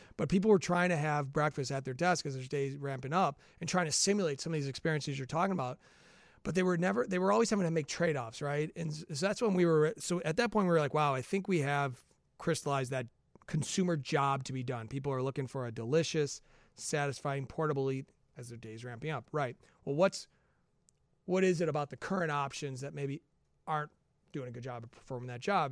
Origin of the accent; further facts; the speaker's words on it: Chicago, Illinois, United States; I'm from the Chicagoland area